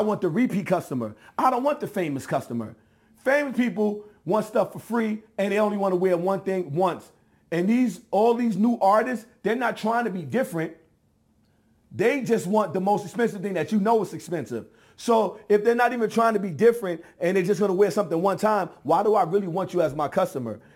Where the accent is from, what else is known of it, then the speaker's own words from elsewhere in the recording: New York, United States; I'm from New York.